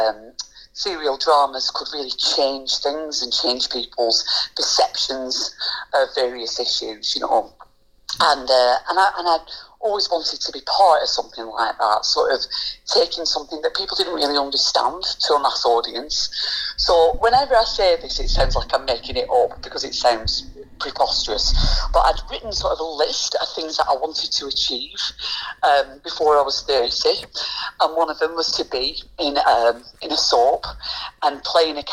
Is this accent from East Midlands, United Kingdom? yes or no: no; Lancashire, North West England, United Kingdom; I'm from Lancashire